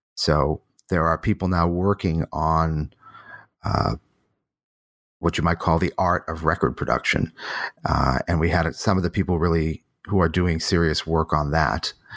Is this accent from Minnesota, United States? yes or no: no; Boston, Massachusetts, United States; moved away; also born or lived in New Haven, Connecticut / Rochester, New York / Berkeley, California; I was born in Boston